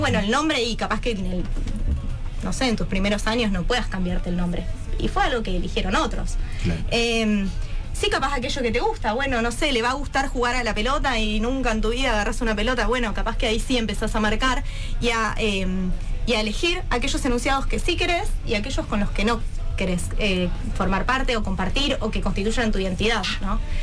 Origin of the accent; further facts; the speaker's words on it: Argentina; yo soy argentina, entonces no soy, qué sé yo, chilena, no soy boliviana